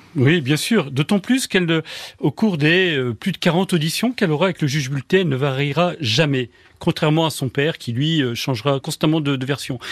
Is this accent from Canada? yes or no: no; France; accent: French; j'ai un accent français